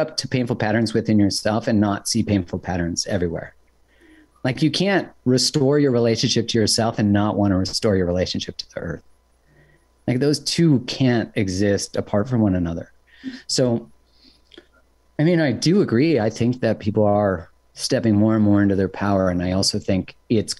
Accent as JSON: {"language": "English", "country": "Canada", "said": "I'm from Canada"}